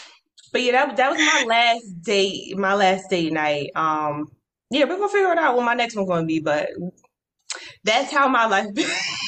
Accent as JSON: {"language": "English", "country": "United States", "said": "They never think I'm American until I open my mouth and I'm just like, no, ma'am, I am American."}